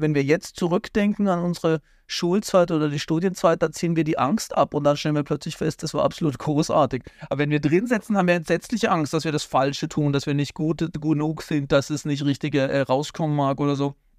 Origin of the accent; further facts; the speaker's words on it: Baden-Württemberg, Germany; weil in Baden-Württemberg, wo ich herkomme